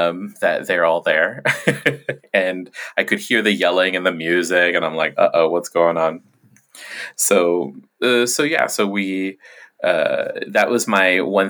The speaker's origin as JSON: {"language": "English", "country": "Guam", "tie": "born or raised there", "said": "when I was a kid growing up on Quam"}